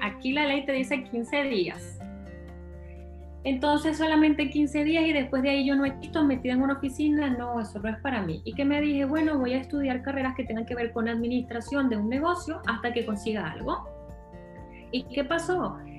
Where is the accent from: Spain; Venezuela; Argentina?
Venezuela; Yo nací en un lugar, bueno, crecí en un lugar en Venezuela